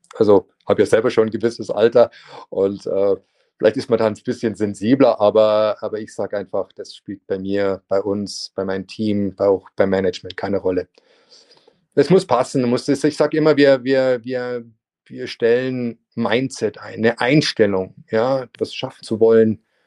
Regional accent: Munich, Bavaria, Germany; moved away as an adult; also born or lived in France / Spain; in meine Heimatstadt der München

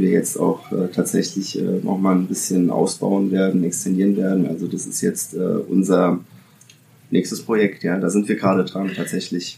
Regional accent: Italy; now in Germany; ich bin äh, zwar in Italien geboren, bin aber dann 1985, nee, 1984 bin ich, äh, bin ich nach Deutschland

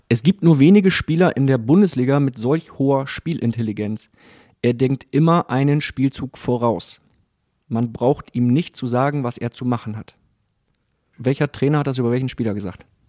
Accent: Bremen, Germany; für mich als Bremer

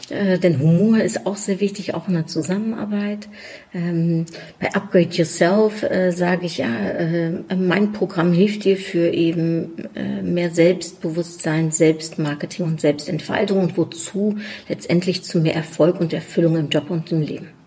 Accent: Germany; also born or lived in Netherlands; ich bin Niederländerin in Deutschland aufgewachsen. Ich habe mein Leben lang in einem deutsch-niederländischen Kontext gearbeitet. Ich bin 26 Mal umgezogen, wovon die meisten Male zwischen Deutschland und den Niederlanden.

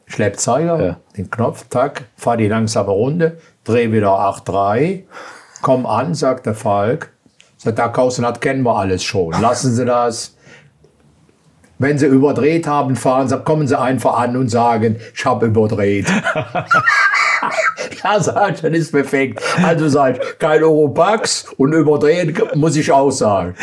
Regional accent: Aachen, North Rhine-Westphalia, Germany; Ich bin aus Aachen.

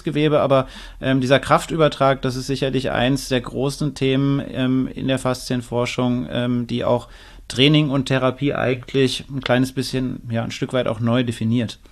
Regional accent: Northern Germany, Germany; also born or lived in Frankfurt; now in Klagenfurt, Austria; Ich bin eigentlich Norddeutscher, dann, das ist schon ein anderer Schnack, wie wir sagen

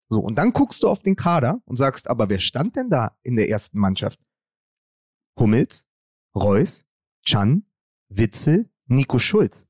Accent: Berlin, Germany; ich kann dir als Berliner auch eins sagen

